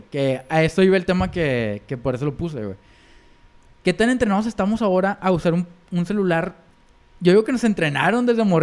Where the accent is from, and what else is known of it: Mexico